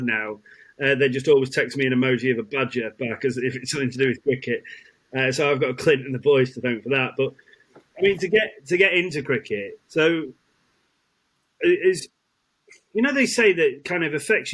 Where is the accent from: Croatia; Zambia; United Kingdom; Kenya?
United Kingdom; Birkenhead, North West England; also born or lived in Isle of Man / Hazel Grove, Stockport; I was growing up in Liverpool, in kind of Birkenhead